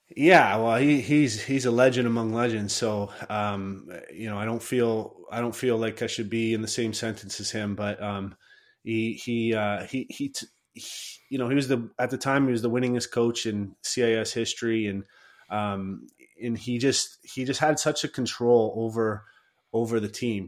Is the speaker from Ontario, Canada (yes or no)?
yes; Chatham, Ontario, Canada; I grew up in in Chatham, a, a, pretty small town